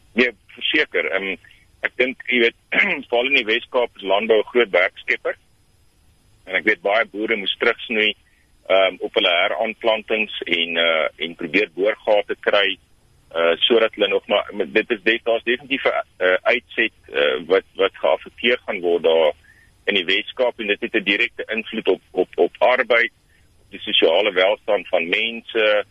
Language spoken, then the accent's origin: Afrikaans; South Africa; as Suid-Afrikaners